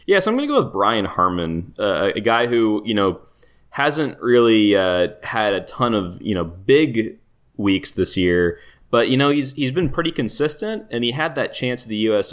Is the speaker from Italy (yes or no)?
no; Toronto, Ontario, Canada; I'm from Toronto